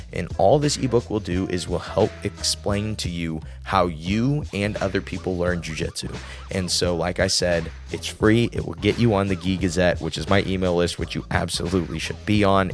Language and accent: English; Midwest, United States; He just knew I was from the Midwest.